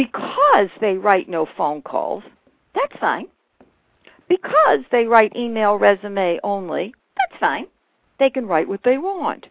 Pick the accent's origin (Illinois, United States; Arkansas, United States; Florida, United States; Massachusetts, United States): Massachusetts, United States; Boston; Big Bucks Bank in Boston, Massachusetts. That's my hometown.